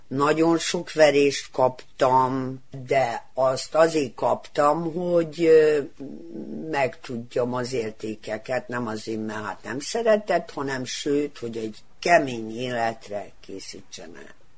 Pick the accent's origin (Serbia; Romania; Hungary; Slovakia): Serbia; Kikinda, Vojvodina; Kicsindán születtem